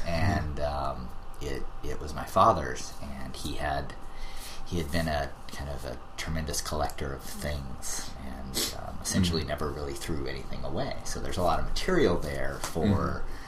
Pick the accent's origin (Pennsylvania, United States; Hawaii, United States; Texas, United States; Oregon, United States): Hawaii, United States; moved away as an adult; also born or lived in Alaska / California / Boston; I moved to Hawaii basically when I was like 4 or 5 years old mm-hmm. and spent the rest of my sort of schooling and high school there mm-hmm. and then moved to California for college